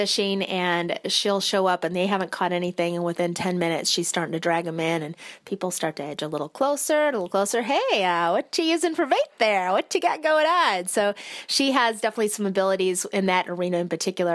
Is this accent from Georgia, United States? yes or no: no; Michigan, United States; moved away as an adult; I'm originally from Michigan, joined the military at 18, and I've traveled around quite a bit